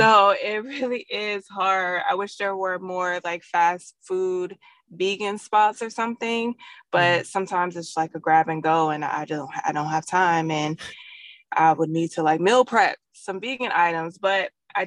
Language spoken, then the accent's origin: English; San Diego, California, United States; also born or lived in Hayward, California; I was born in the Bay, but San Diego raised me.